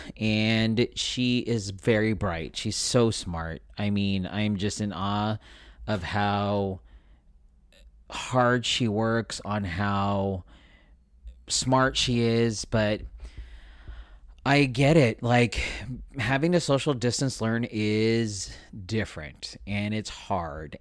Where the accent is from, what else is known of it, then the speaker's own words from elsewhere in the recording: Philippines; being Filipino, I like to feed people